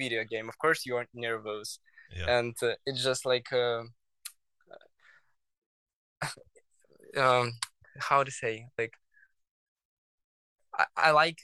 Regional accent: Belarus; English is a second language; now in Lithuania; I'm from Lithuania, but my home country is Belarus

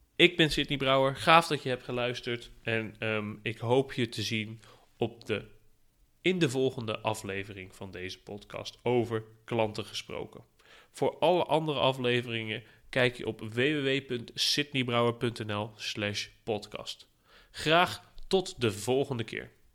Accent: Netherlands; als Nederlander

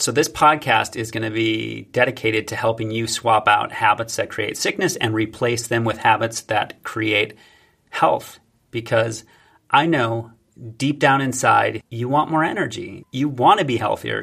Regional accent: United States; I'm an American

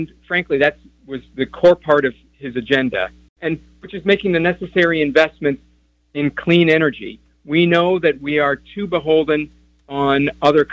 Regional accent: Midwest, United States; As a Midwesterner myself

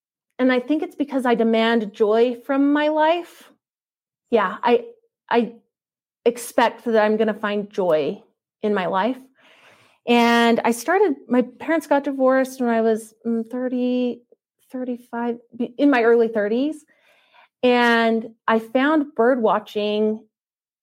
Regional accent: Utah, United States; I come from Utah.

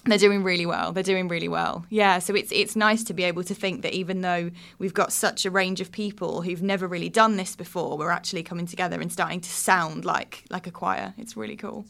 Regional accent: the Southeast, South East England, United Kingdom; moved away as an adult; also born or lived in Birmingham; I'm originally born and raised in the Southeast

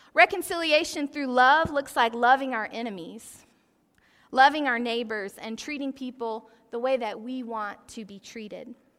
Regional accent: Athens, Georgia, United States; I grew up in Athens, Georgia

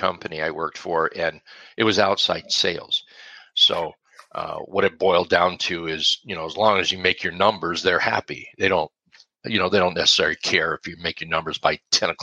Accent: Alaska, United States; I was born and raised in Alaska and spent 50 years there

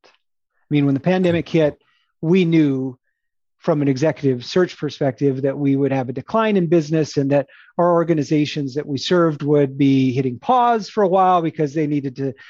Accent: Phoenix, Arizona, United States; I'm a city boy. I grew up in Phoenix

